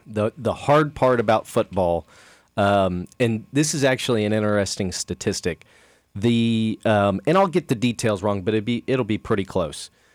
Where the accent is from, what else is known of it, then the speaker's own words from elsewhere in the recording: Kansas City, United States; I grew up in Kansas City